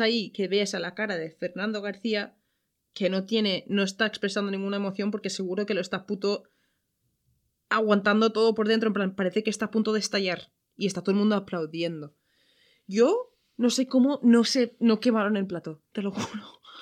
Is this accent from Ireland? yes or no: yes; Ireland; now in Valencia, Spain; yo soy de Irlanda